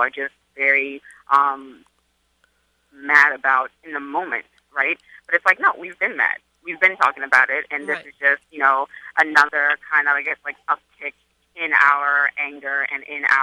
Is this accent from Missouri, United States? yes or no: no; Charleston, South Carolina, United States; now in New York, United States; I'm from Charleston, South Carolina, but I live in New York